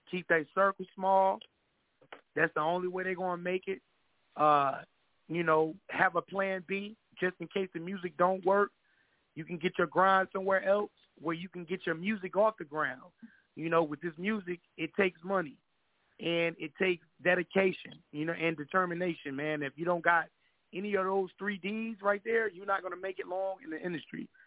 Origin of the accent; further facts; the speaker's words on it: Kinston, North Carolina, United States; Well, I'm from all over, but I'm originally from Kinston, North Carolina, K-Town. Yeah, for the ones that don't know, that's down there by the beach, Jacksonville way